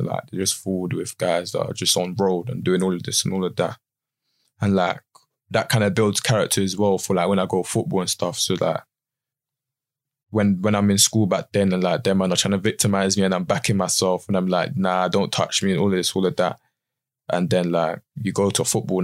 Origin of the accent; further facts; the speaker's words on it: London, United Kingdom; Stockwell, Brixton sides.